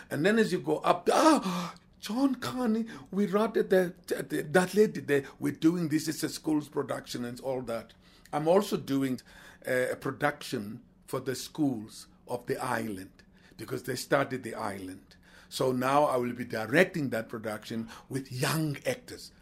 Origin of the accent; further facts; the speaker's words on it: South Africa; Being a South African